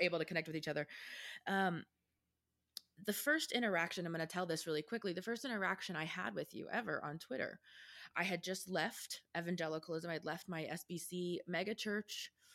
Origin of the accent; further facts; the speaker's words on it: Texas, United States; as a Texan